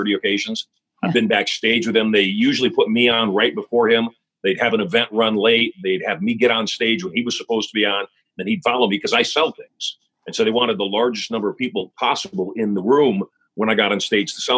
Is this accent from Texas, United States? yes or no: no; Las Vegas, Nevada, United States; Vegas shut down. In my hometown, 24/7, the casinos all shut down